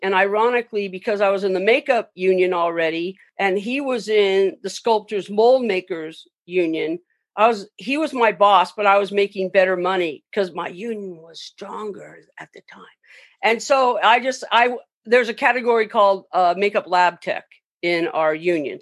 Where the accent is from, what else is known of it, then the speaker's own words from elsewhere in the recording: Long Beach, California, United States; I grew up in Long Beach